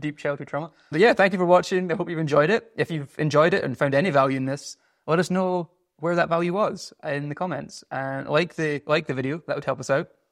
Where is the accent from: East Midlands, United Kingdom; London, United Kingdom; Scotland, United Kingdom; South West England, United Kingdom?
Scotland, United Kingdom; moved away; I'm a Scottish seventeen